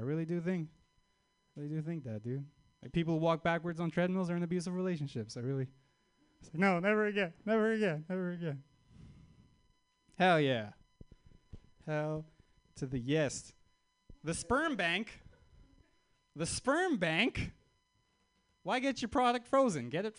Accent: Canada; I'm Armenian, but I'm also from Canada.

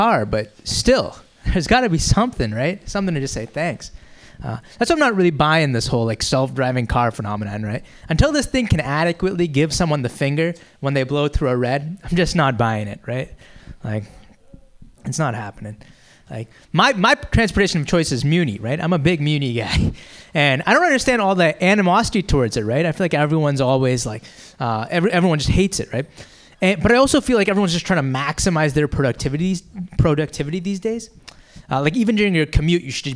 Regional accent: Boston, Massachusetts, United States; now in San Francisco, United States; I'm from the Boston area originally

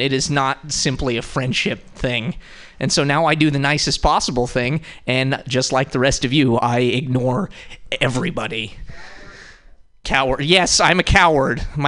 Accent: Montana, United States; now in San Francisco, United States; I'm from Montana

